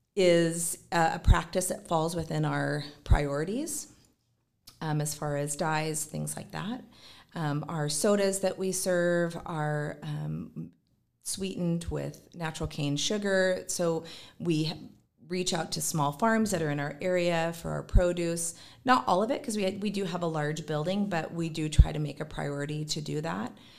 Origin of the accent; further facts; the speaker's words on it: Gig Harbor, Washington, United States; born and raised in Gig Harbor